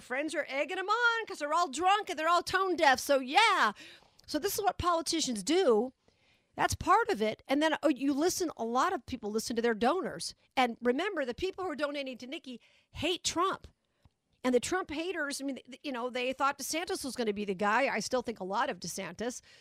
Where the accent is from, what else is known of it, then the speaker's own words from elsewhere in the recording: Las Vegas, Nevada, United States; my hometown of Vegas